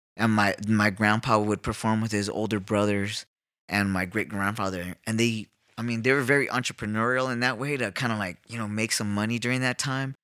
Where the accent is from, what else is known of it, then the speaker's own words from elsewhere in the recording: Los Angeles, California, United States; now in South Tucson, United States; I'm from East L A.